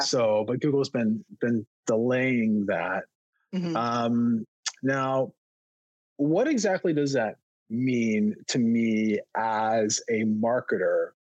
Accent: East Coast, United States; moved away; also born or lived in Baltimore area; I grew up on the East Coast

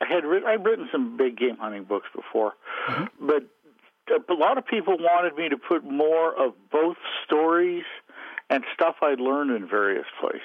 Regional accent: Montana, United States; obviously I grew up in the West in Montana

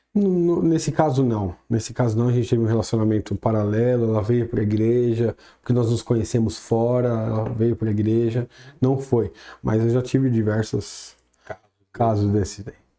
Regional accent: São Paulo, Brazil; moved away; Nasci em São Paulo, capital mesmo. Na, na Vila Formosa, ali atrás do shopping Anália Franco

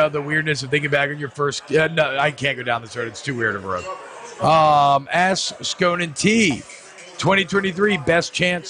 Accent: Atlanta, Georgia, United States; I grew up in Atlanta.

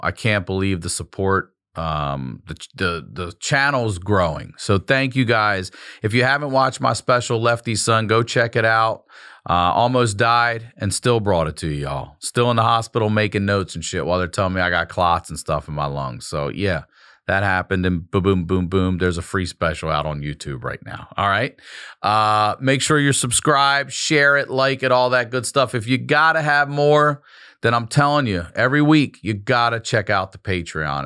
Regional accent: Maryland, United States; Maryland's where I'm from

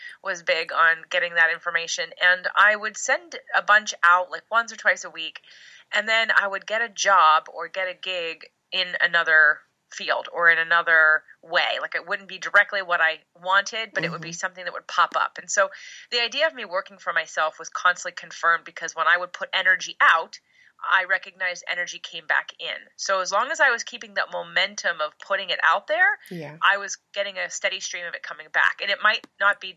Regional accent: Pennsylvania, United States; now in Los Angeles, United States; originally Pennsylvania, but I live in Los Angeles

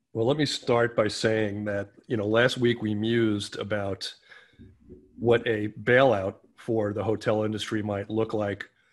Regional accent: New York City, New York, United States; I'm a New Yorker through and through

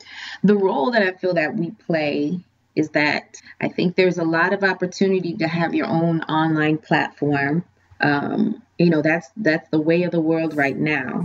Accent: Boston, Massachusetts, United States; moved away as an adult; now in Washington, D.C., United States; I'm originally from Boston.

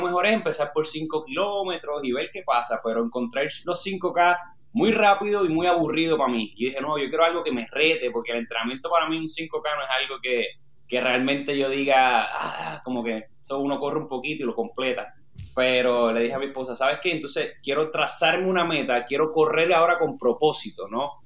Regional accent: Orocovi, Puerto Rico; moved away as an adult; also born or lived in Manatí, Puerto Rico; now in Texas, United States; nací en, Manatí, pero me crié, yo soy de Orocovi

